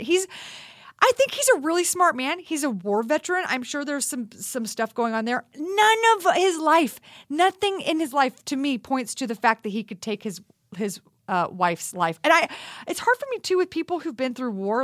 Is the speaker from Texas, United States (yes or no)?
yes; Texas, United States; I grew up in Texas